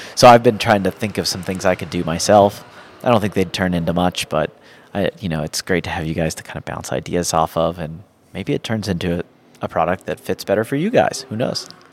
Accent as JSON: {"language": "English", "region": "Georgia", "country": "United States", "tie": "born or raised there", "also_born_or_lived": "Ohio", "said": "I grew up in Georgia and I still live in Georgia"}